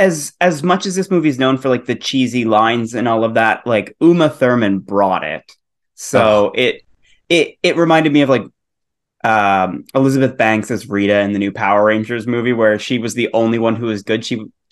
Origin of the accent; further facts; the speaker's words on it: Canada; Yes. We did have a Toys R Us. I don't know if we had one then. I remember always picking them up at, like, we had a Canadian version of Target basically called Zellers.